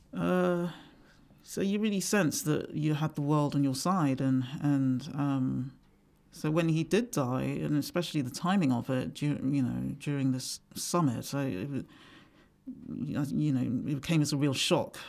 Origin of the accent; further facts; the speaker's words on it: England, United Kingdom; also born or lived in Nigeria; growing up in England